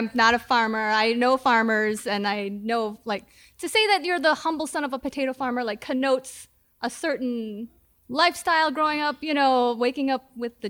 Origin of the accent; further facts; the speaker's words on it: Carroll, United States; I grew up in Carroll.